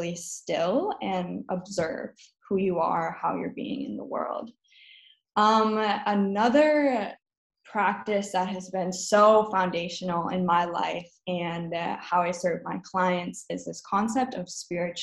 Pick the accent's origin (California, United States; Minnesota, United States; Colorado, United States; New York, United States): Minnesota, United States; also born or lived in Wisconsin; I grew up in Minnesota and I went to college in Wisconsin